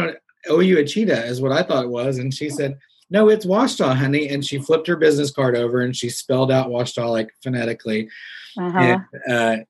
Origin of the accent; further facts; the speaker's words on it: Missouri, United States; moved away as an adult; also born or lived in Arkansas / Nashville, Tennessee; growing up in Missouri